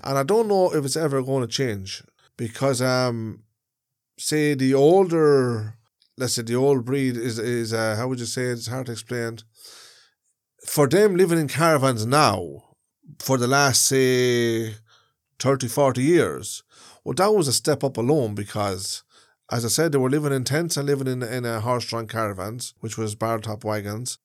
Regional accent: Ireland; travelers are a part of Irish society. They are, we are Irish people

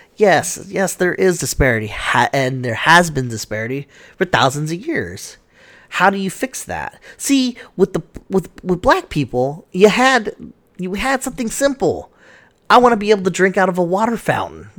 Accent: United States; I'm American.

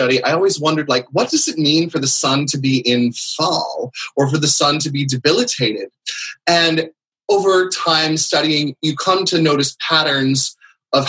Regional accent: San Francisco, California, United States; moved away; also born or lived in East Coast; I'm a native Californian myself. I grew up in around San Francisco.

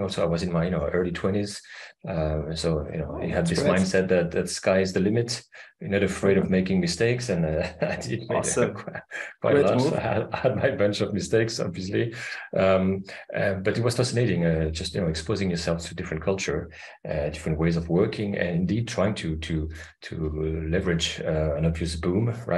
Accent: Paris, Île-de-France, France; moved away as an adult; now in Denmark; I'm half French, half Austrian. I grew up in Paris, but my mother was from Vienna in Austria

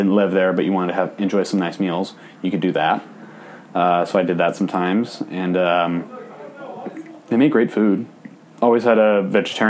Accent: Piedmont, California, United States; my hometown of Piedmont, California

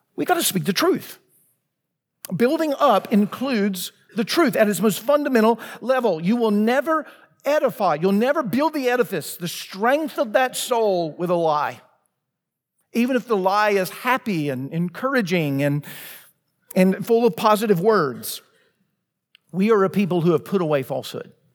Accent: Laurel, Mississippi, United States; now in Franklin, United States; my hometown, Laurel, Mississippi.

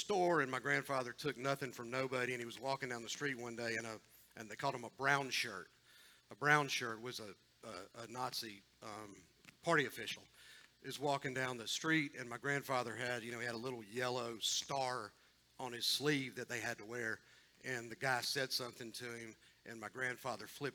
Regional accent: Columbus, Georgia, United States; I grew up in Columbus, but in a pretty religious Jewish home

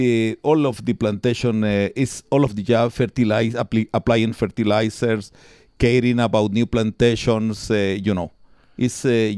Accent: Palencia, Castile and León, Spain; English is a second language; Yes. I born in 1964. I born from very, very poor people. My mom doesn't read, doesn't write. My father was a natural agriculture. He works in a farm here.

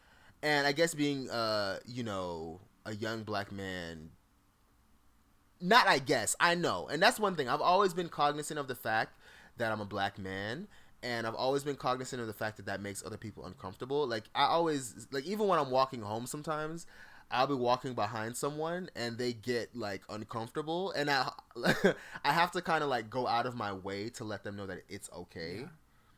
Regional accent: Fort Lauderdale, Florida, United States; In the neighborhood that I grew up in Fort Lauderdale, shout out to the 954 to 750, you know what I mean? My little 305, all of that.

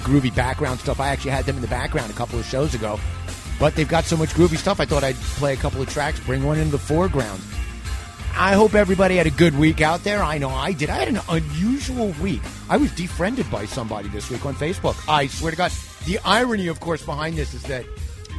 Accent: New York City, New York, United States; I'm a New Yorker

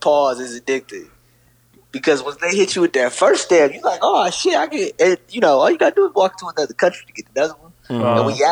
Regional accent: United States; this part about being an American

